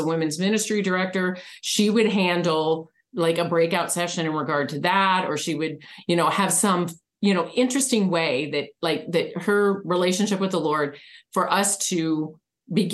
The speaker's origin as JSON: {"language": "English", "region": "Michigan", "country": "United States", "tie": "born or raised there", "moved": "yes", "lives_now": "Arizona, United States", "said": "I was raised in Michigan"}